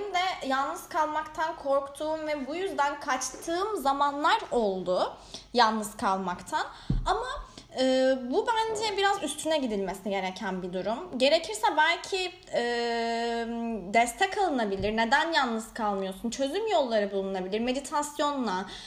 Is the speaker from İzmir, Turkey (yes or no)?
no; Bandırma, Balıkesir, Turkey; also born or lived in Erdek / Istanbul; Bandırmalıyım, yazları Erdek'teyim.